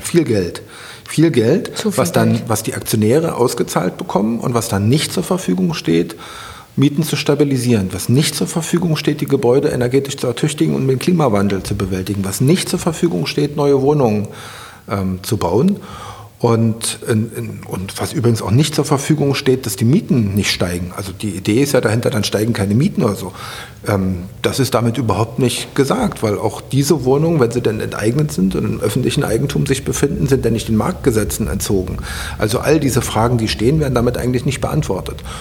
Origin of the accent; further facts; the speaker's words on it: Berlin, Germany; Ich bin am Mögelsee aufgewachsen und mit dem Faltboot über den Mögelsee ähm, gefahren. Da habe ich meine Kindheit verbracht.